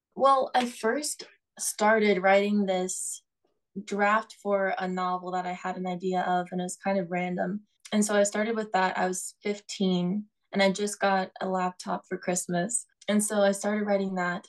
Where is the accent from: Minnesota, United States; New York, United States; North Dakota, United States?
North Dakota, United States; now in Tucson, United States; I'm from North Dakota, and there's a lot of you know trees and grass and stuff.